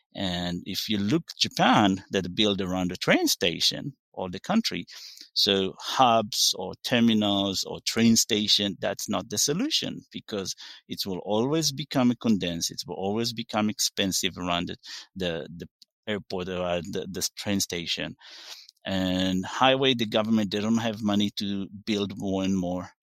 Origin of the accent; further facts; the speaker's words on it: Israel; English is a second language; moved away; I'm originally from Israel, live in forty-five minutes south of Tel Aviv. Very, grew up in very small village